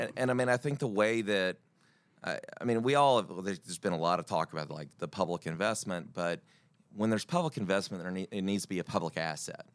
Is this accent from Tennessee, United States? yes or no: yes; Dyersburg, Tennessee, United States; now in Nashville, United States; I'm from Dyersburg, Tennessee